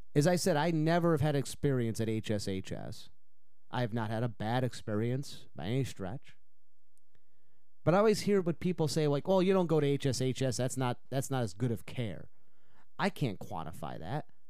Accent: Utica, New York, United States; now in Chippewa Valley, Wisconsin, United States; my hometown of Utica, New York

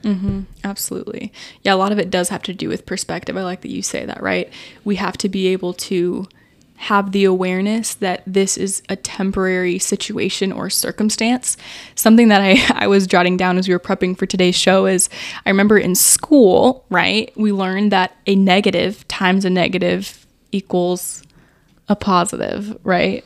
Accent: United States; growing up in America

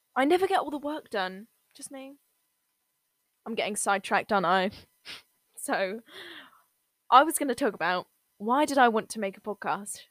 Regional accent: England, United Kingdom; I'm from England

